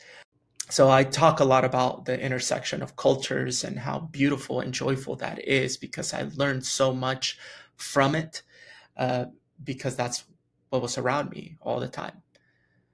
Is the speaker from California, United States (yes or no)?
no; West Texas, United States; also born or lived in Chihuahua, Mexico; I grew up in West Texas